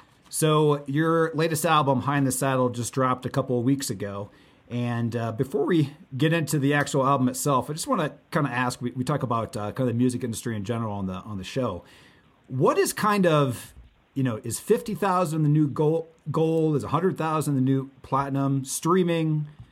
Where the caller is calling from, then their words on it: Denver, Colorado, United States; I'm calling from Denver